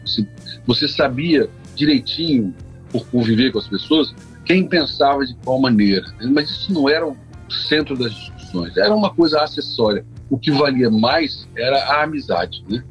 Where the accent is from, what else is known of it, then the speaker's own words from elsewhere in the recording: Brazil; sou do Brasil